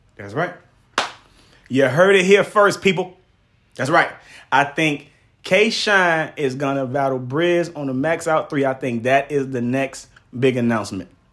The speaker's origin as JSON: {"language": "English", "town": "Miami", "region": "Florida", "country": "United States", "tie": "born or raised there", "said": "I am from Miami"}